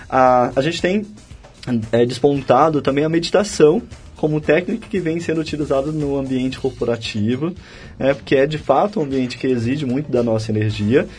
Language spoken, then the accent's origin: Portuguese; Piauí, Brazil; Fui criado no Piauí.